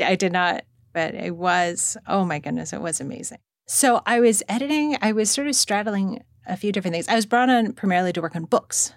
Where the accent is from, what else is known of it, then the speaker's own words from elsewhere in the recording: Monterey Park, California, United States; also born or lived in Los Angeles; I grew up in Monterey Park